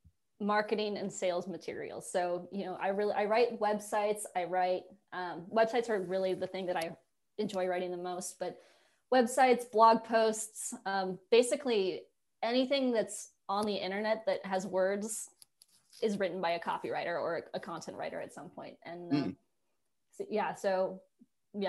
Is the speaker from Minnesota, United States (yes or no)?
no; Colorado, United States; moved away as an adult; now in Netherlands; because again, I'm from Colorado. I grew up having the mountains right next to me.